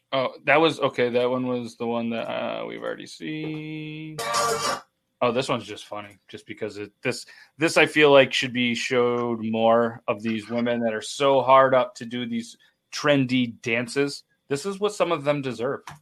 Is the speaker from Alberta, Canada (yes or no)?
no; Ontario, Canada; I'm from Ontario